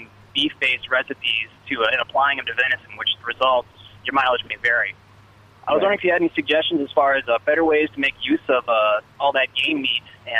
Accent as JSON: {"language": "English", "region": "Minnesota", "country": "United States", "said": "and I'm a dude from Minnesota. We kill a lot of deer up here"}